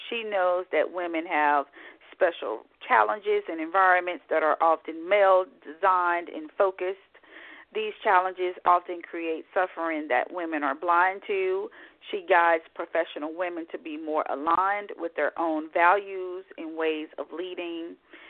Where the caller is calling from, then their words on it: Scottsdale, Arizona, United States; I'm in Scottsdale this morning. I'm calling from Scottsdale here to speak with you, so the weather is pretty much the same, no significant differences.